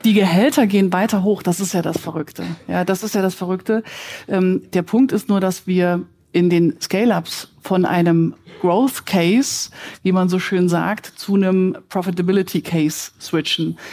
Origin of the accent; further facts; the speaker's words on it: Germany; Wir sind als Deutsche